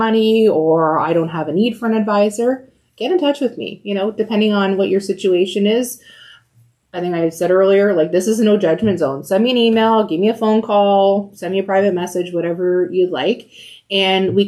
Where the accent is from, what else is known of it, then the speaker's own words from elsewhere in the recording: Windsor, Ontario, Canada; also born or lived in Calgary / Mississauga; So I was born in Calgary. But moved back to Windsor when I was about 2 years old.